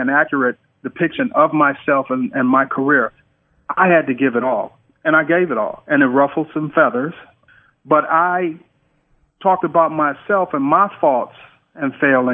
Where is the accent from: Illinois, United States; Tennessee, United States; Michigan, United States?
Michigan, United States; Detroit; moved away as an adult; also born or lived in California; growing up in Detroit